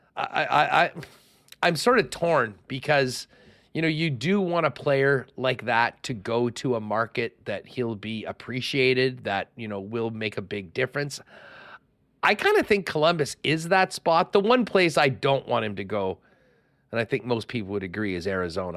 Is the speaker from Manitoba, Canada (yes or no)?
yes; Winnipeg, Manitoba, Canada; growing up in Winnipeg in the eighties